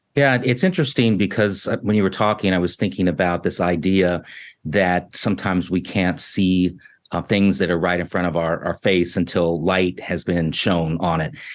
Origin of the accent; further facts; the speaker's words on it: Washington, District of Columbia, United States; I was born in Washington, D C.